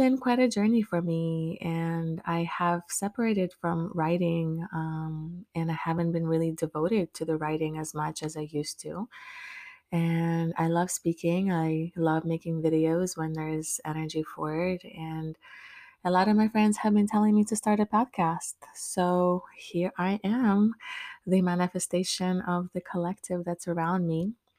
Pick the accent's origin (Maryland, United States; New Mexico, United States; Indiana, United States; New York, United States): Maryland, United States; now in Orlando, United States; when I moved to Orlando. And That was about 2015. I moved from my home state in Maryland down to Florida